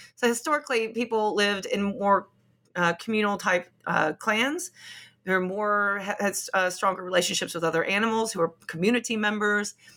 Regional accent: Appalachia, United States; moved away as an adult; now in England, United Kingdom; I'm from Appalachia

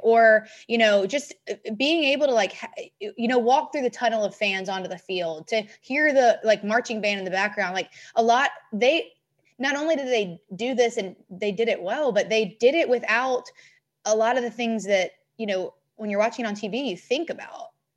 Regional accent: Memphis, Tennessee, United States; growing up in Memphis

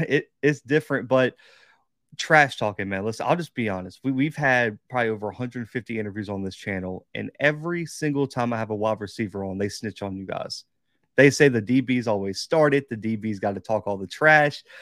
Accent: Mobile, Alabama, United States; I was, like, the one kid in Mobile

